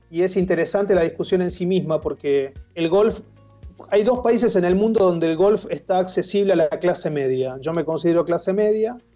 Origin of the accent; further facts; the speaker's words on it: Tigre, Buenos Aires Province, Argentina; born there; A ver, yo nací en Tigre, iba al Club San Fernando, lo mío era salir al río, yo salía a remar al río.